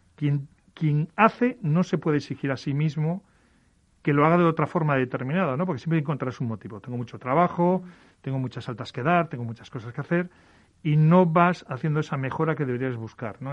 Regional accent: Galicia, Spain; soy gallego

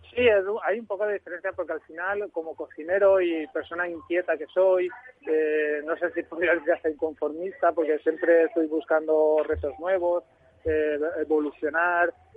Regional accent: Gandia, Valencian Community, Spain; moved away; abrí uno en Gandía de mi tierra, que soy valenciano, para, acercarme a mi tierra

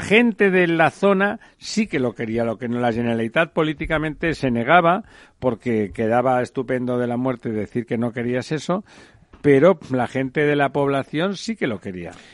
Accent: Catalonia, Spain; Yo soy catalán y si no les importa me siento plenamente español al mismo tiempo

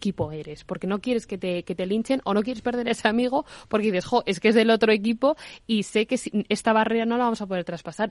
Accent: Burgos, Castile and León, Spain; now in Madrid, Spain; yo soy de Burgos

